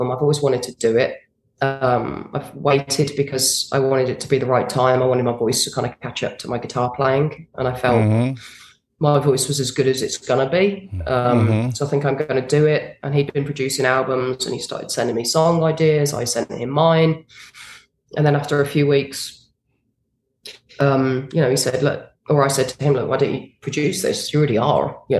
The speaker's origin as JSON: {"language": "English", "region": "a small village in England", "country": "United Kingdom", "tie": "born or raised there", "said": "being a British girl in a small village in England"}